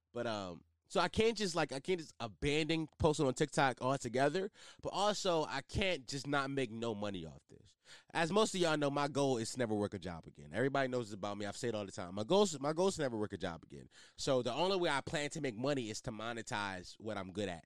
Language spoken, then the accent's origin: English; Philadelphia, Pennsylvania, United States; especially in my city, I'm from Philly.